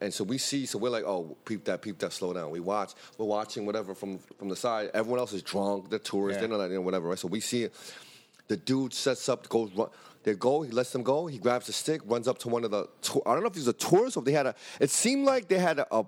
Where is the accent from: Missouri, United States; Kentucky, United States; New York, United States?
New York, United States; New York City; we're from Brooklyn, Harlem, Bronx, but we're not from the favelas of Rio